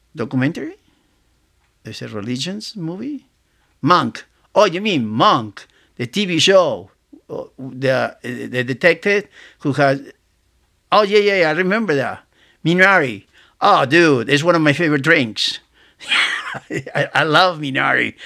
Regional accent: Argentina; moved away as an adult; I grew up in Argentina, uh, in South America, and I came here when I was nineteen

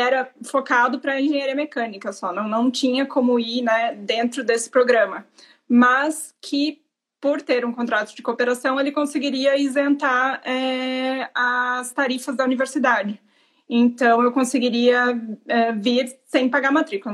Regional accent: Santa Catarina, Brazil; moved away; eu sou de Santa Catarina.

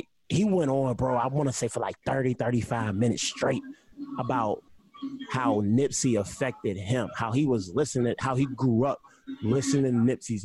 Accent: Pittsburgh, Pennsylvania, United States; I'm an East Coast, you know, I'm from Pittsburgh

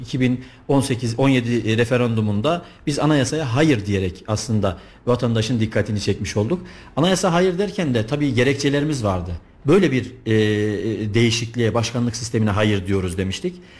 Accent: Kayseri Province, Turkey; also born or lived in Istanbul; bin dokuz yüz seksen yedi Kayseri doğumluyum

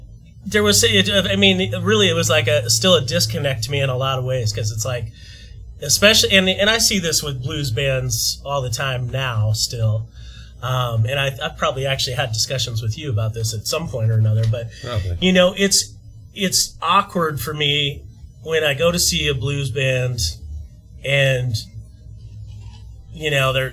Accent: Colorado, United States; moved away as an adult; also born or lived in Boston; I grew up in Colorado.

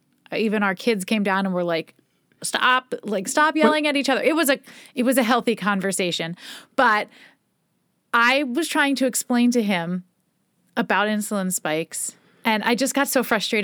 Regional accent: Philadelphia, Pennsylvania, United States; We're like from Philly, and it's like a Philly like bagel.

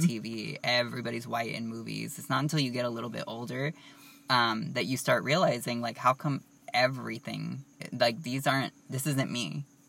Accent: Southern California, United States; we're from Southern California

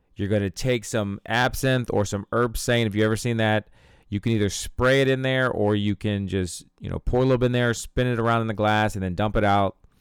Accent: Ohio, United States; my hometown here in Ohio

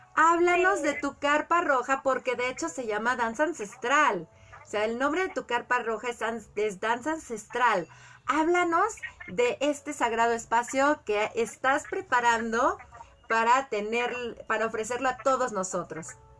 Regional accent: Colima, Mexico; yo crecí en Colima, todos los familiares de mi papá y de mi mamá estaban en la Ciudad de México

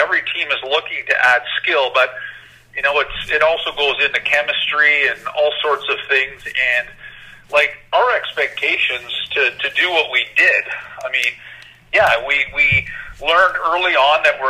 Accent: Toronto, Ontario, Canada; I was born and raised here in the Toronto area

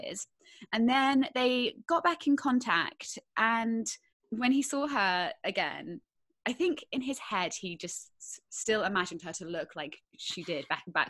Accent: Bangkok, Thailand; moved away; In Thailand, in Bangkok

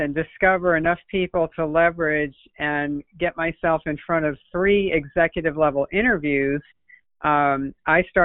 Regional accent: New England, United States; now in Palm Beach County, United States; I'm originally from New England, but I've been down here since 1979, so I'm almost a native

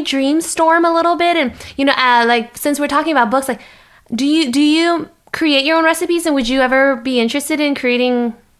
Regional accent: Arizona, United States; I grew up in Arizona, I get cold easily. I'm used to the summers.

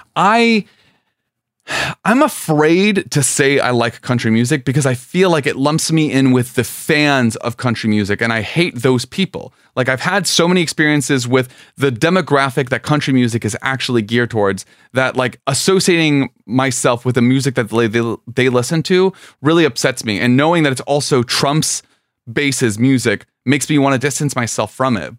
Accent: South Florida, United States; I'm from South Florida

